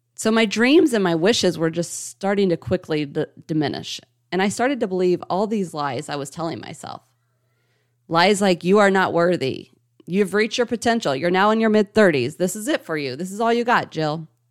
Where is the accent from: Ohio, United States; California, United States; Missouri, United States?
Ohio, United States; St. Marys; now in Indianapolis, United States; Originally, I was born and raised in Saint Mary's, Ohio, and I currently reside in Indianapolis, Indiana